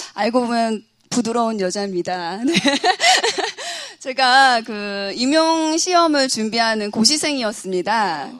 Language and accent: Korean; Yeosu, South Jeolla, South Korea; moved away as an adult; now in Seoul, South Korea; 원래 고향은 여수예요